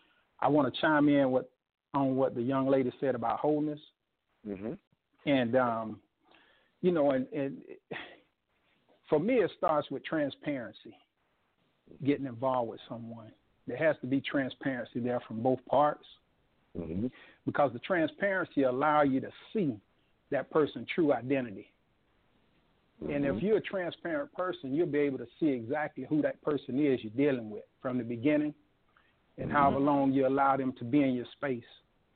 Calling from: Gainesville, Florida, United States; calling from Gainesville, Florida.

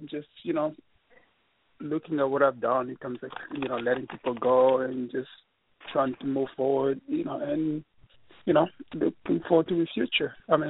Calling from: New York, United States; from New York.

